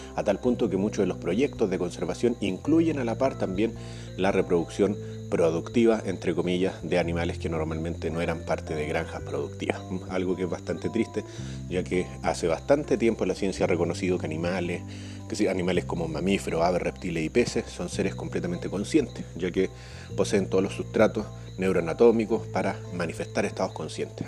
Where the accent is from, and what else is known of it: Chile; now in Peru